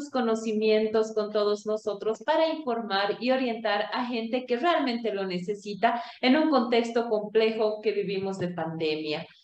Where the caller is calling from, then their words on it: Cochabamba, Bolivia; soy la directora de la Escuela de Género y Desarrollo y quiero enviarles un cordial saludo desde la ciudad de Cochabamba, Bolivia